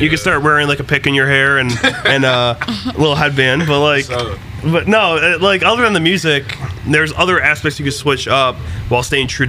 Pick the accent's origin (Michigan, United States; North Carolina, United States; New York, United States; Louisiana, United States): Michigan, United States; Detroit; now in Cleveland, United States; I'm from Detroit, but I live in Cleveland.